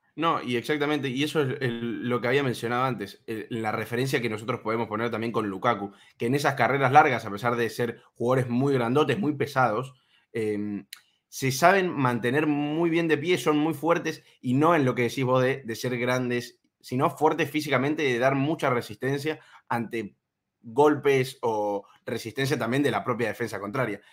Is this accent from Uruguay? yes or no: no; Argentina; siendo argentino